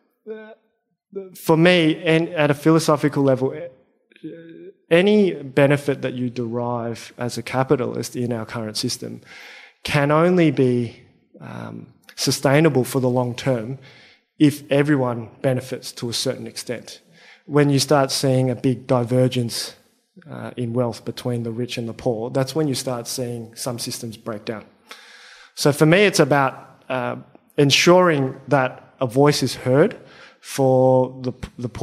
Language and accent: English; Australia; I'm Australian-born Chinese